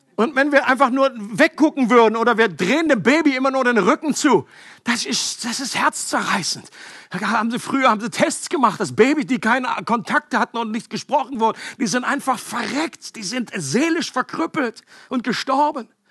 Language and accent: German; Northern Germany, Germany; Ich komme aus Norddeutschland.